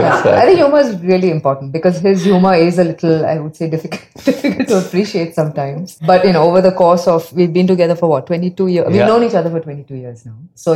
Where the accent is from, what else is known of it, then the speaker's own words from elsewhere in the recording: India; also born or lived in Bangalore, India / Mumbai, India; I grew up in Bangalore and Bombay.